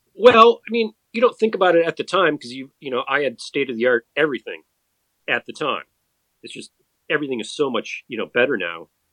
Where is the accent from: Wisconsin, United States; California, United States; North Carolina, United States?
Wisconsin, United States; Madison; I grew up in Madison, Wisconsin